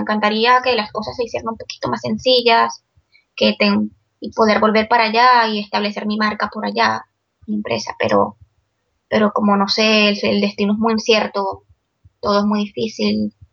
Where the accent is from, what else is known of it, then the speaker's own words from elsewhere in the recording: Puerto Ordaz, Bolívar, Venezuela; moved away as an adult; also born or lived in Caracas; now in Barcelona, Spain; Yo nací en Caracas, pero toda mi vida la viví en Guayana, en Puerto Ordaz.